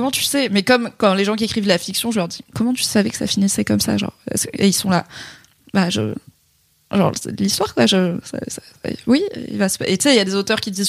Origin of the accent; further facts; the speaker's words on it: Morocco; j'aime bien leur donner un prénom arabe parce que j'aime bien la représentation et je suis marocaine.